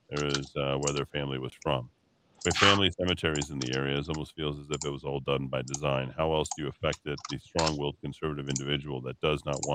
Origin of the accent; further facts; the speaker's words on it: Albuquerque, New Mexico, United States; I like Albuquerque because it is interesting and it's my hometown.